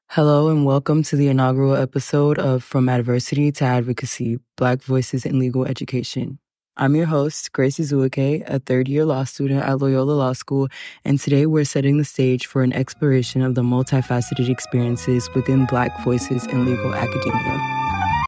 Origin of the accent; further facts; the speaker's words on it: Houston, Texas, United States; moved away; also born or lived in Los Angeles, California; I am Nigerian, but I was born and raised in Houston, Texas